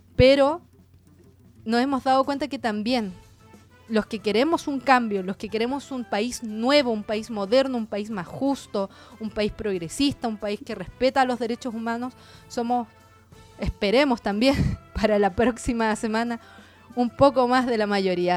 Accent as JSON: {"language": "Spanish", "country": "Chile", "said": "nuestra forma de vivir como chilenos"}